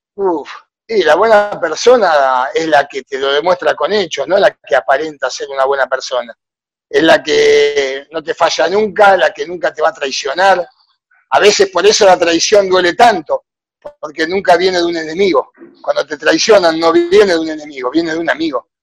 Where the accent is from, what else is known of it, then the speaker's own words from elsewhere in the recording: Argentina; moved away as an adult; now in Honduras; hago lo mismo que hacía en Argentina